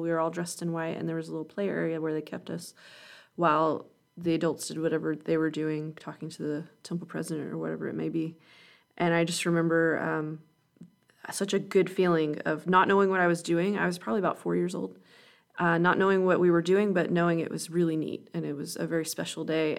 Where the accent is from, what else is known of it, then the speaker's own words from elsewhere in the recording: Calhoun, Georgia, United States; was born and raised in Calhoun, Georgia